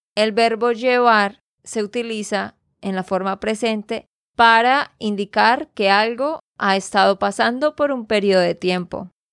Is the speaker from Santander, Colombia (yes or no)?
yes; Santander, Colombia; de Santander, Colombia